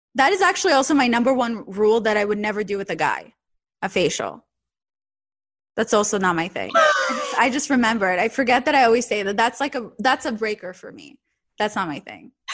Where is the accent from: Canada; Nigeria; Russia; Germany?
Russia; Saint Petersburg; English is a second language; moved away; I'm from St. Petersburg.